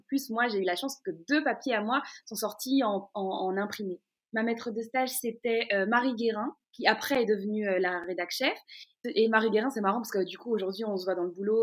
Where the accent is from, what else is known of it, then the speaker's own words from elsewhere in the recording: Brussels, Brussels-Capital Region, Belgium; je suis née et j'ai grandi dans la commune d'Ixelles, à, Bruxelles, pas très loin de Matongué